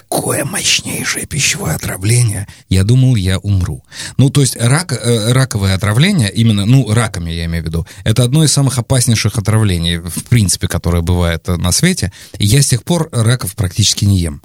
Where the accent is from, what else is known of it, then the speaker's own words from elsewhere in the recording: Volgograd Oblast, Russia; я вырос, родился и вырос в регионе, а, где раки это ну, обычная нормальная еда. Да, то есть я из Волгоградской области